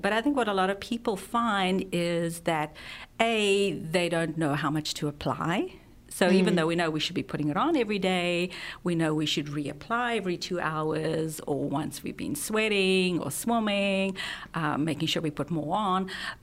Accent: South Africa; moved away; I'm from South Africa

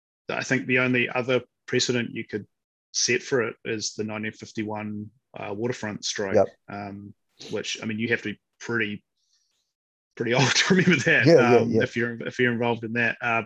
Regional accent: New Zealand; I couldn't imagine what it would be like to ever go somewhere and try and hide the fact that I'm a New Zealander.

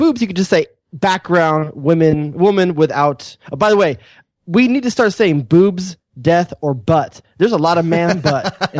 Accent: Los Angeles, California, United States; I'm from Los Angeles. You know, I'm LA.

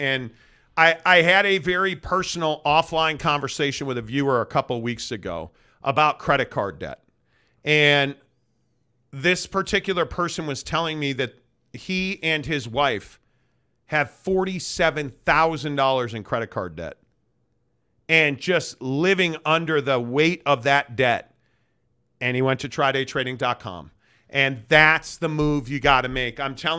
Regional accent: Chicago, Illinois, United States; Well, I'm from Chicago, and trust me when I say the next time somebody calls me a jagoff will not be the first

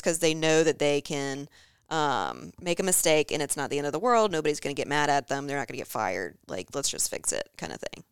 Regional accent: Charlotte, North Carolina, United States; growing up in Charlotte. I feel like it's a Charlotte family.

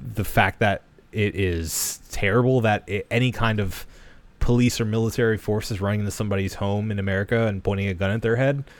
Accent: United States; I'll speak as an American male

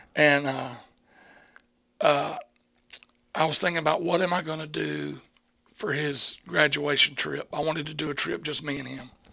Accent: Chattahoochee Valley, Deep South, United States; where I grew up. I think we grew up in the Deep South.

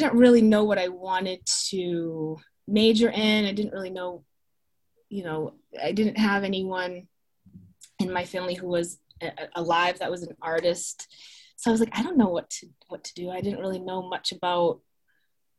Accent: Marshfield, Massachusetts, United States; I grew up in Marshfield, mm-hmm. South Shore of Massachusetts

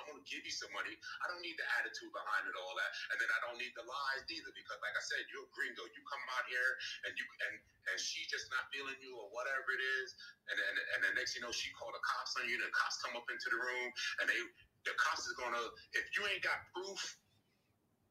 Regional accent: New York City, New York, United States; I was born and raised in New York

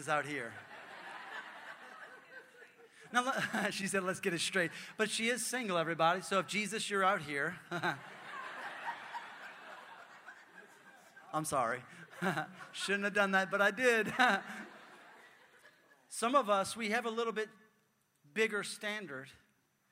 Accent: New Orleans, Louisiana, United States; I'm from New Orleans

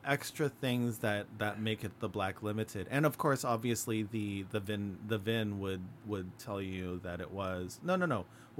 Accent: United States; I'm American.

